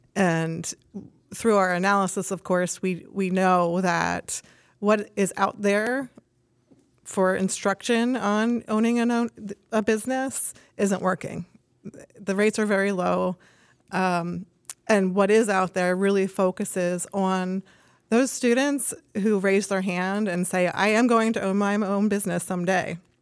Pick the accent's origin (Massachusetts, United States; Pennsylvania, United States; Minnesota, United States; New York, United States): Pennsylvania, United States; Reading; I'm from Reading, Pennsylvania, actually, and I grew up in a construction family